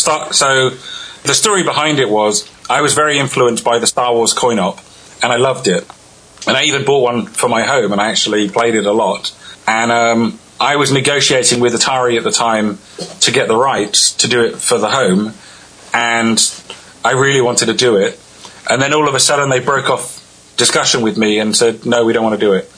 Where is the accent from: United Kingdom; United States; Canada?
United Kingdom; England; I'm from I'm from England.